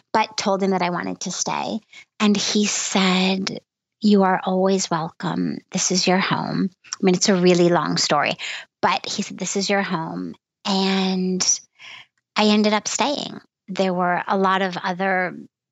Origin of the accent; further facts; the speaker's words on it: United States; being American